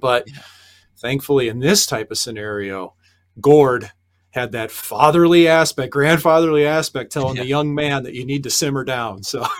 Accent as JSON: {"language": "English", "country": "United States", "said": "being an American"}